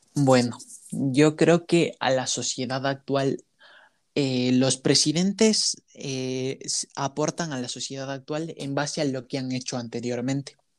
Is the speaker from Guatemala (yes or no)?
no; Ecuador; como ecuatorianos